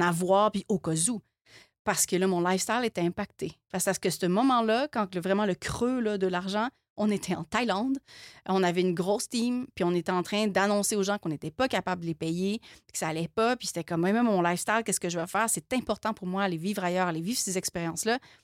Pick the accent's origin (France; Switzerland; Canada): Canada; Quebec; on est Canadien, mais on n'est pas Canadien. On est, on est Québécois. On est Québécois.